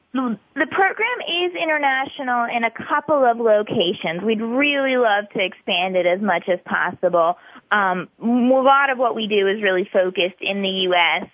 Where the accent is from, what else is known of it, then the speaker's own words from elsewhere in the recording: Atlanta, Georgia, United States; I am originally from Atlanta